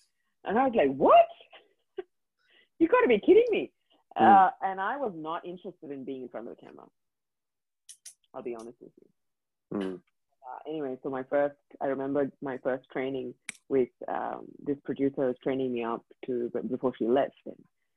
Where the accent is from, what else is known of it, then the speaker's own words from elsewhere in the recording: India; first language English; moved away as an adult; now in Dubai, United Arab Emirates; I grew up in India. And I grew up there for 23 years of my life. Cannot speak any other language except English.